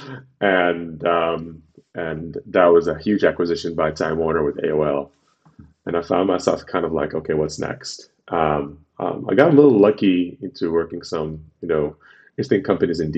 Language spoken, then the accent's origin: English; Khartoum, Sudan; moved away as an adult; also born or lived in Washington, D.C., United States; now in United States; I'm originally from Sudan.